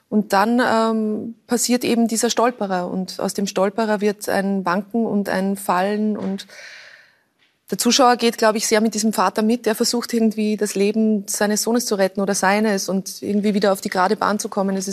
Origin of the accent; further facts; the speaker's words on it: Lower Austria, Austria; Ich bin an der Donau aufgewachsen und äh, für uns der, der Weg zum Heurigen ist ein naher und oft gefahrener oder gegangener.